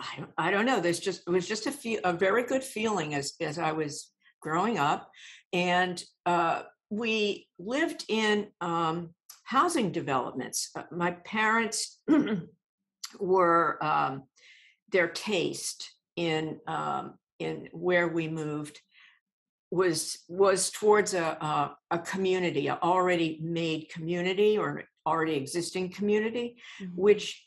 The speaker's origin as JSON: {"language": "English", "region": "Massachusetts", "country": "United States", "tie": "born or raised there", "said": "I grew up in Massachusetts a little bit, but I kind of like to say all over the United States"}